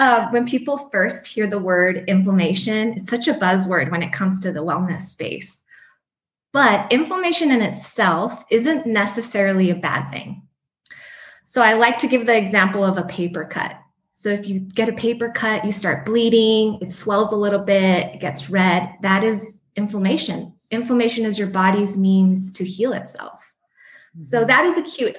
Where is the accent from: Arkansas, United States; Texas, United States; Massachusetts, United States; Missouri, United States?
Texas, United States; El Paso; moved away; also born or lived in New Mexico; I'm originally from El Paso, Texas